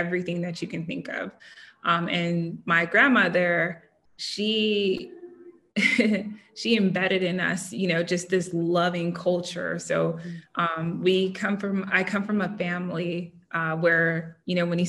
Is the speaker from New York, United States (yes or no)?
no; Southern California, United States; I grew up in Southern California.